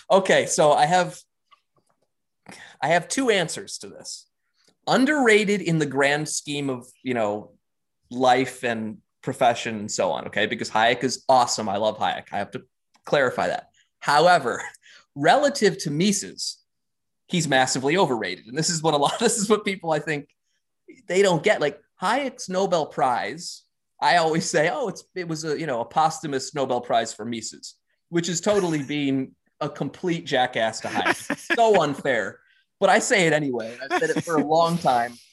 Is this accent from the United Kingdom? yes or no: no; Austria; English is a second language; native Ger- uh, native Austrian. I'm, I'm writing English as a second language, and there's some long ass sentences here